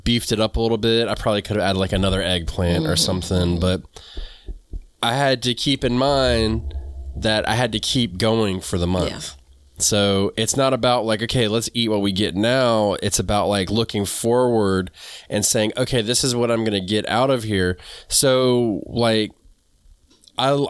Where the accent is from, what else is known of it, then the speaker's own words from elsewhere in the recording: the South, United States; I'm from the South. We call them black-eyed peas.